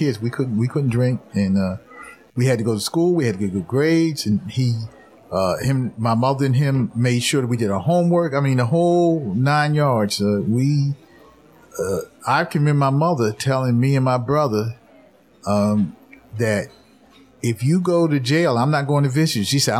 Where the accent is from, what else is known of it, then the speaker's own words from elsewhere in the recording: Atlantic City, New Jersey, United States; I was born in Atlantic City.